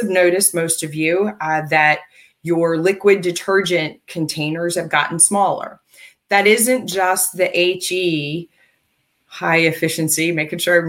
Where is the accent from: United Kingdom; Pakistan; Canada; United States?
United States; I'm American. And I've lived most of my life here